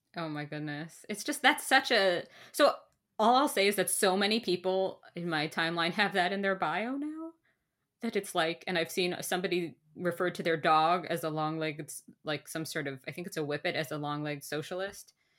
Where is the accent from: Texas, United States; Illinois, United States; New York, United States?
New York, United States; now in Canada; as a New Yorker